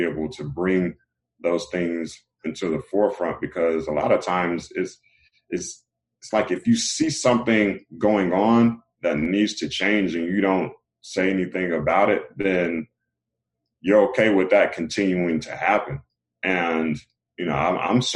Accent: Raleigh, North Carolina, United States; also born or lived in LaGrange, North Carolina; I come from Raleigh, North Carolina, and you know, Raleigh is a decent size city, but I was born in the LaGrange area, North Carolina, which is a smaller town.

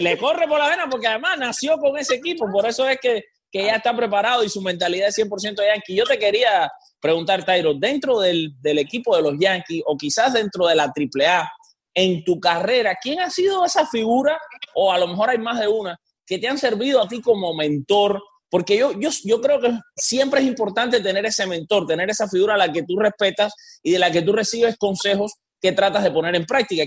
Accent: Cuba; yo soy cubano

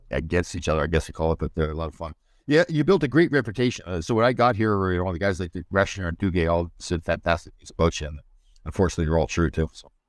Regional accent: Toronto, Ontario, Canada; I'm Toronto boy, uh, East End, Scarborough.

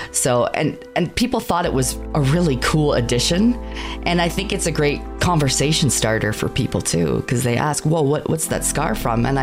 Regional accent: Canada; I am a Canadian VTuber

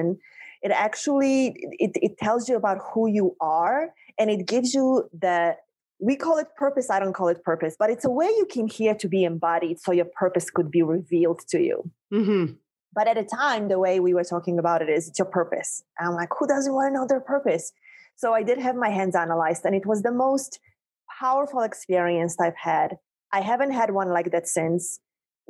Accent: Poland; moved away as an adult; also born or lived in North Shore of Long Island, New York; now in United States; I was a girl born and raised in Poland

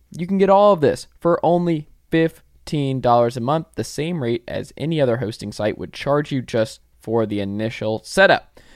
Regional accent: Atlanta, Georgia, United States; I'm from Atlanta

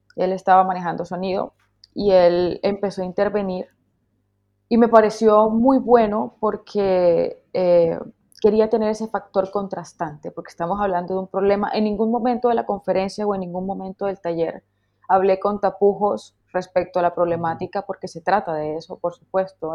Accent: Colombian Caribbean coast, Colombia; como colombiana que soy, como costeña que soy

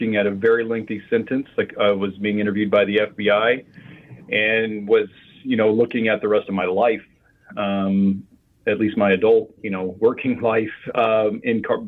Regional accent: Midwest, United States; I grew up in the Midwest

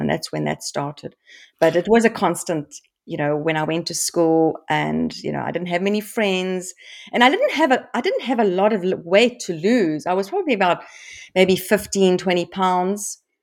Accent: South Africa; I grew up in South Africa

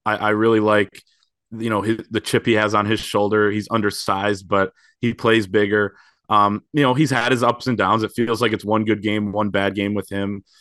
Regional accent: Grand Rapids, Michigan, United States; I grew up in Grand Rapids

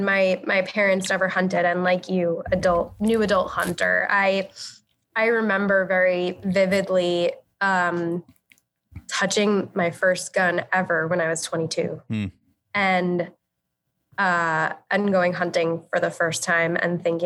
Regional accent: Long Island, New York, United States; I grew up on Long Island

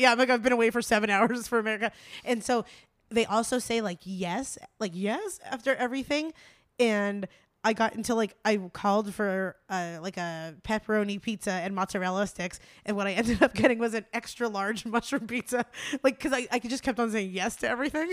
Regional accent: East Coast, United States; moved away; growing up on the East Coast

